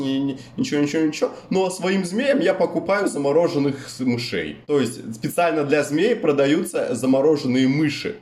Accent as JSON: {"language": "Russian", "region": "White Sea coast", "country": "Russia", "tie": "born or raised there", "also_born_or_lived": "Black Sea", "moved": "yes", "said": "я же, ну, плюс-минус вырос на море"}